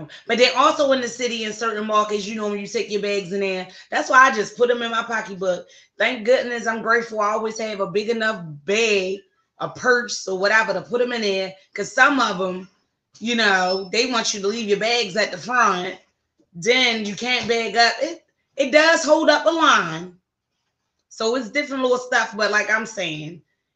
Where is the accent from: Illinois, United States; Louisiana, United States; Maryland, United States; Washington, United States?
Maryland, United States; Baltimore; my hometown of Baltimore, Maryland.